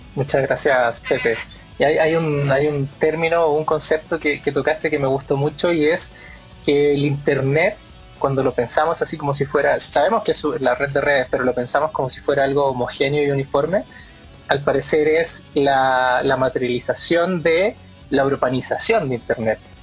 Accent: Chile; mi país. en, Chile

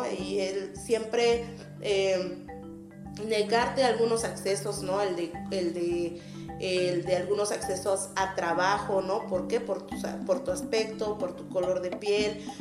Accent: Mexico City, Mexico; born there; Nunca, creían que, yo había nacido aquí en la Ciudad de México, ¿no?

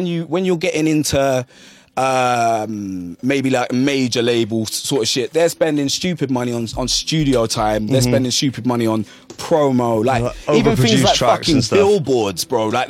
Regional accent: London, United Kingdom; when I was growing up in London

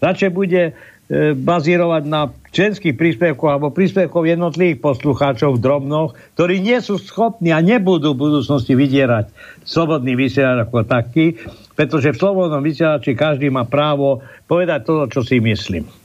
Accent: Košice, Košice Region, Slovakia; Ja som sa narodil na Štefánikovej, Gotvaldovej, aha, Rašinovej, aha. tam bola turbína, tam som tam, vyrastal.

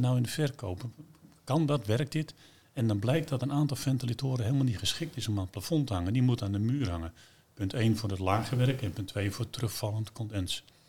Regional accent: Netherlands; We zijn Hollanders

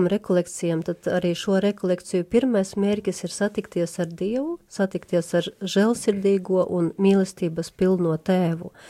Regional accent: Ludza, Latgale, Latvia; esmu Euharistiskā Jēzus kongregācijas māsa …, nāku no Latgales no Ludzas

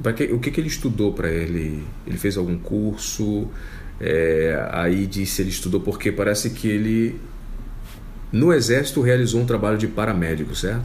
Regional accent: Manaus, Amazonas, Brazil; moved away; also born or lived in Colombia; aqui é a minha terra natal

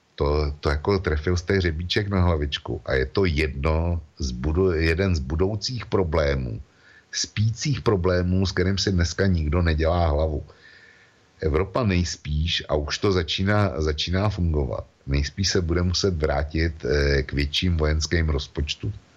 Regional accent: Czechia; u nás v Čechách

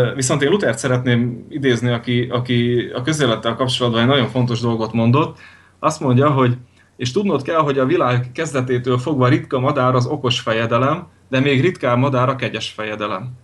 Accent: Veľké Trakany, Košice Region, Slovakia; now in Western Slovakia, Slovakia; Nagy tárkányból. Nagy nagy tárkányból származom

